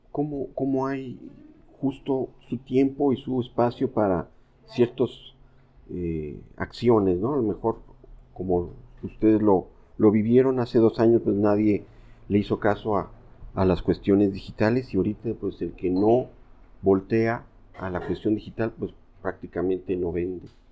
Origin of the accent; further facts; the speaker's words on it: Veracruz, Mexico; soy de Veracruz